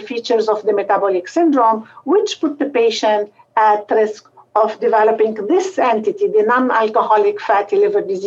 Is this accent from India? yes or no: no; Lebanon; moved away as an adult; also born or lived in Beirut, Lebanon; now in Cleveland, United States; So I was born in Lebanon, and I did medical school at the French University, St. Joseph University in Beirut.